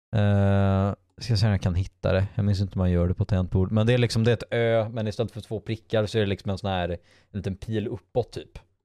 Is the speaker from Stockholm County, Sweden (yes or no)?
no; Bohuslän, Västra Götaland, Sweden; accent: Gothenburg Swedish with Bohuslän features; also born or lived in Gothenburg; jag har ju växt upp och pratat en del liksom bohuslänska. För, för jag pratar ju inte göteborgska by any means